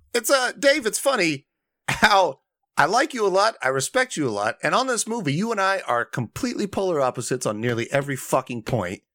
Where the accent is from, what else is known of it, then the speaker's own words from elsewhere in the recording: Indiana, United States; my home state of Indiana